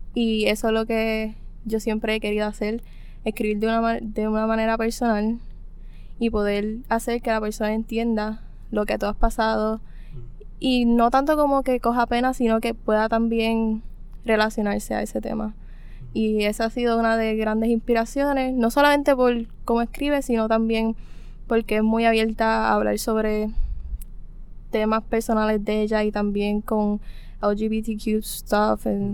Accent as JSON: {"language": "Spanish", "town": "Cabo Rojo", "country": "Puerto Rico", "said": "soy de Cabo Rojo"}